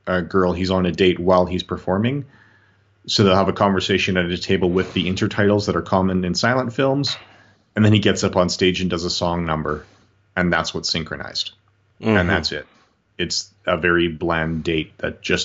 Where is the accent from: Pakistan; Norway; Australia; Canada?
Canada; we're from Canada, the United States